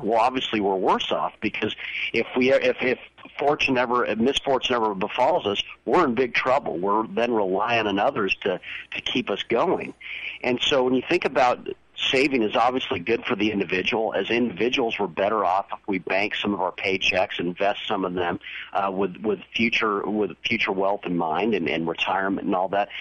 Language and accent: English; Southern California, United States; I grew up in Southern California